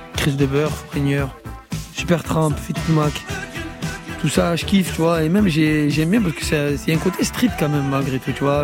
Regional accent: Marseille, Provence-Alpes-Côte d'Azur, France; je suis de Fond Vert

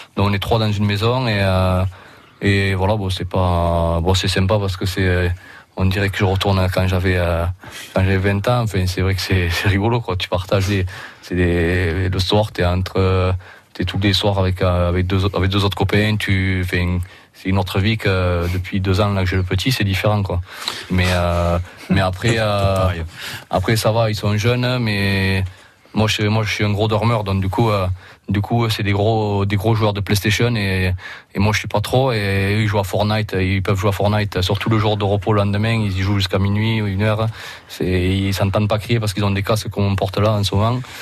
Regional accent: Roussillon, Occitania, France; accent: accent d'ici (local Roussillon accent); moved away as an adult; now in England; J'ai gardé mon accent d'ici quand même

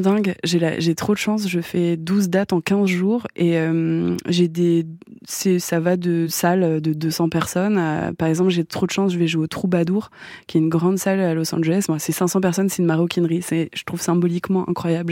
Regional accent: France; je suis française

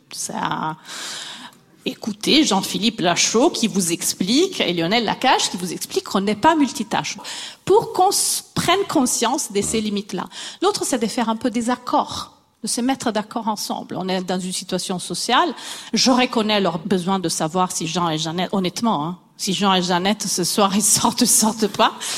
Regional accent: Italy; moved away; Je suis italienne

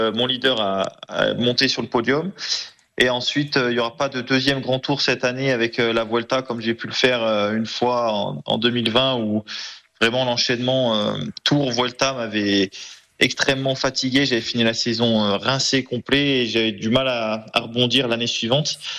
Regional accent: Trièves, Auvergne-Rhône-Alpes, France; also born or lived in Grenoble; le Trièvre, voilà, c'est là où vivent mes parents, là où j'ai grandi

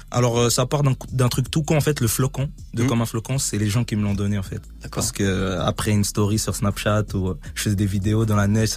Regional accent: Romandy, Switzerland; je suis né en Suisse

